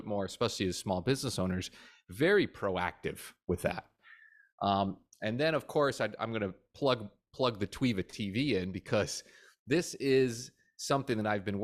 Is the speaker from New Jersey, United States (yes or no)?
yes; New Jersey, United States; now in Florida, United States; I'm from Jersey originally